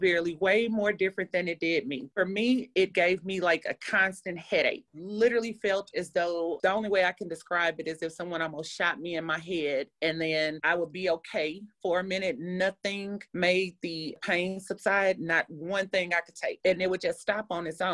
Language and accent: English; St. Louis, Missouri, United States; I'm from St. Louis